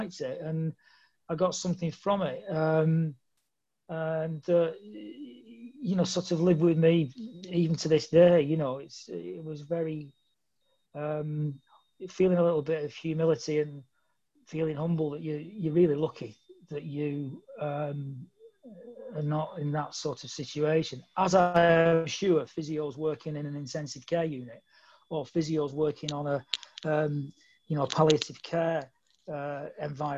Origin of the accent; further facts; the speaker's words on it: Bolton, North West England, United Kingdom; I'm from Bolton, and Bolton's, you know, always fond memories of being in, brought up in that area.